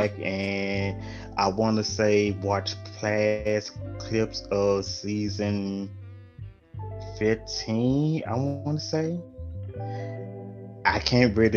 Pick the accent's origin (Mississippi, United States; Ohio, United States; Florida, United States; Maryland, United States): Mississippi, United States; Jackson; I am from Jackson, Mississippi